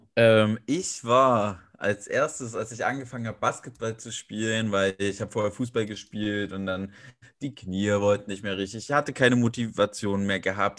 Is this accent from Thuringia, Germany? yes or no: yes; Weimar, Thuringia, Germany; moved away as an adult; now in Leipzig, Germany; gebürtiger Weimarer, wohne jetzt in Leipzig